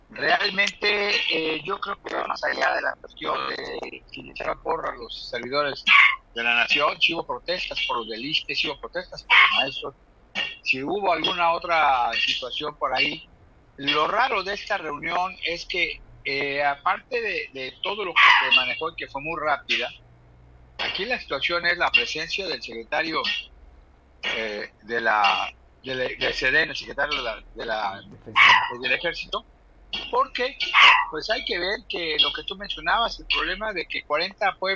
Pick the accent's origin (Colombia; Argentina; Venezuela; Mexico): Mexico; Guerrero; somos los guerrerenses.